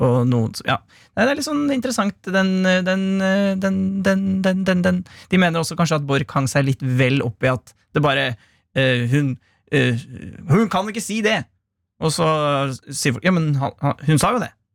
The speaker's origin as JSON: {"language": "Norwegian", "area": "Gard", "region": "Innlandet", "country": "Norway", "said": "Jeg kommer fra Gard"}